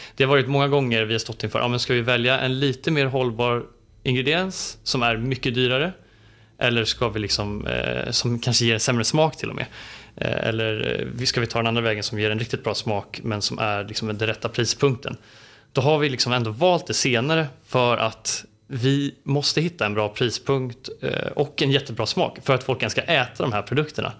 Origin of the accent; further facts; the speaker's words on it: Stockholm archipelago, Stockholm County, Sweden; jag är uppväxt i Stockholms skärgård